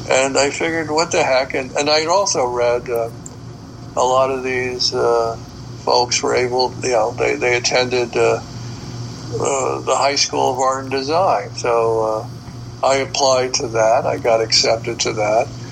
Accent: New York City, New York, United States; a kid growing up in the Bronx

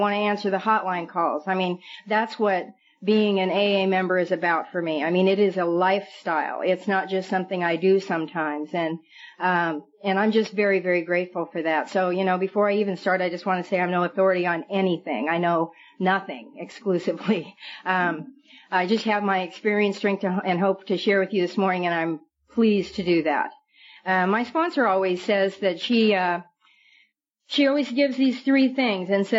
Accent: Billings, Montana, United States; also born or lived in Red Lodge, Montana; now in California, United States; I'm from Montana, and I was a sleazy little drunk from Billings, Montana, and Red Lodge, Montana.

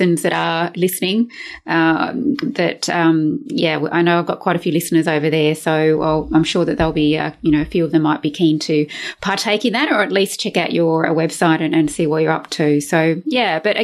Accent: Brisbane, Queensland, Australia; my hometown of Brisbane here in Australia

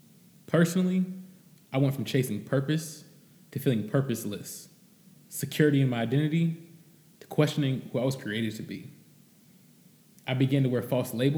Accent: Cincinnati, Ohio, United States; I grew up in Cincinnati, Ohio, living what some would call the American dream

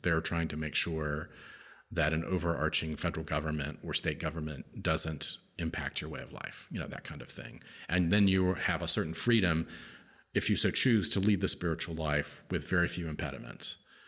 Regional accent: United States; I'm an American. I live in the United States of America

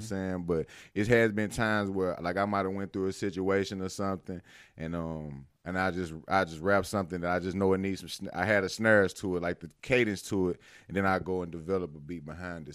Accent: Louisville, Mississippi, United States; also born or lived in Carthage, Mississippi; I'm from Winston County, man. Um, I was born and raised there.

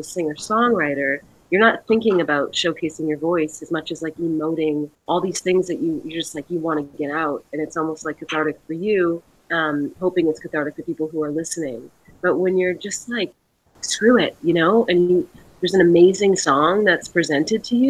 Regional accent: Canada; Where I grew up in Canada

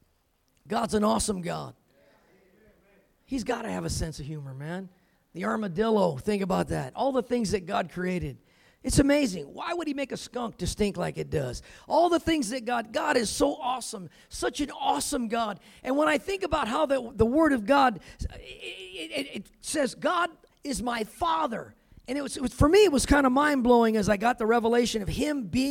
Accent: California, United States; I grew up in California, so it wasn't cold like Colorado

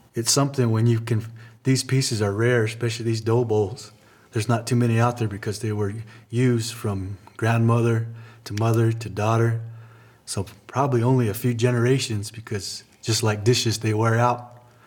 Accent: Laguna Pueblo, New Mexico, United States; I'm from Laguna Pueblo

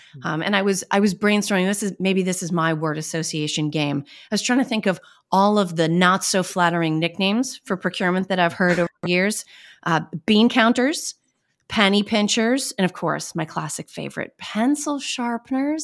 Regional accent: Boston, Massachusetts, United States; accent: Boston; I'm pretty good at managing my Boston accent

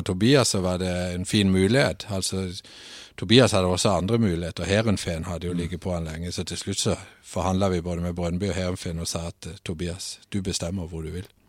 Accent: Søgne, Agder, Norway; moved away as an adult; now in Nørresundby, Denmark; Født og opvokset i øh, Søgne, som er ca. 17 km ut forbi Kristiansand.

